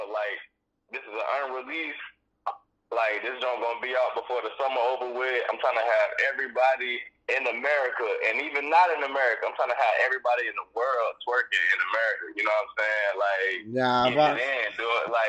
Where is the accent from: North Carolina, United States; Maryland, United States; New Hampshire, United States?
North Carolina, United States; Greensboro; I'm from Carolina, man. High Point, Greensboro